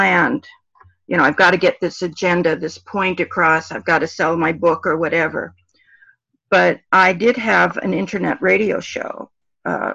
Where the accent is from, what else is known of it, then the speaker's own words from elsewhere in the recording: Los Angeles, California, United States; now in Oregon, United States; I grew up in Los Angeles